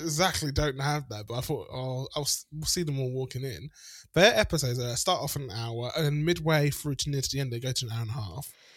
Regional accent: South Africa; moved away; I grew up in South Africa

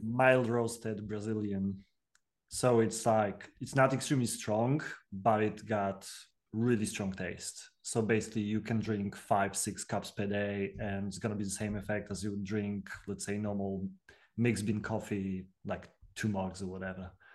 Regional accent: Poland; moved away; I was born and raised in Poland, so we didn't have Mister Bobby

